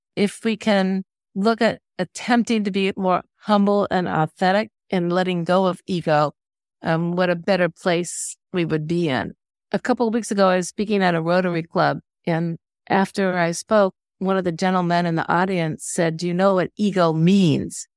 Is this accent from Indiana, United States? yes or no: yes; Indiana, United States; moved away as an adult; now in Washington, United States; my hometown in Indiana